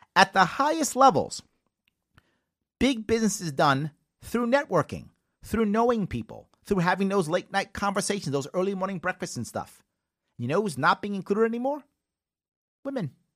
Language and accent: English; New York City, New York, United States; I'm from the Bronx